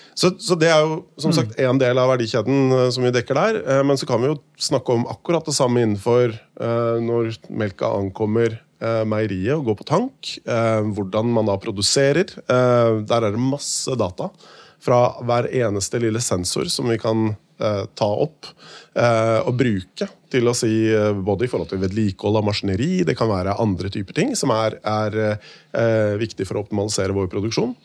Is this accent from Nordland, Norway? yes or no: no; Hakadal, Akershus, Norway; also born or lived in Bergen; født og oppvokst i Hakadal og bodd der hele livet, bortsett fra fire år i Bergen